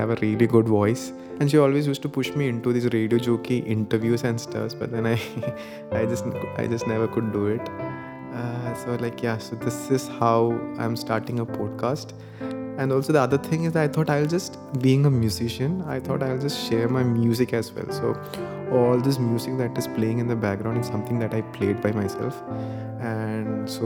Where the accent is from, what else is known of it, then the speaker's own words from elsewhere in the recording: Thiruvananthapuram, Kerala, India; I come from Trivandrum, Kerala